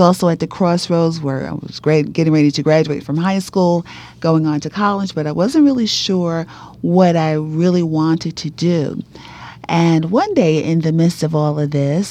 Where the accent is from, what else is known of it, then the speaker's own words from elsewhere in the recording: New York City, New York, United States; I'm from New York City. I'm from Harlem